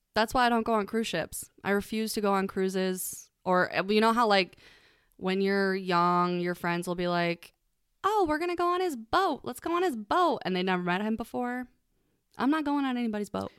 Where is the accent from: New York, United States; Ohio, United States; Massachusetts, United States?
Ohio, United States; We're from Ohio